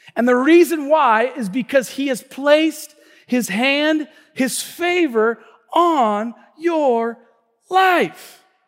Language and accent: English; Tacoma, Washington, United States; the church that I grew up here in Tacoma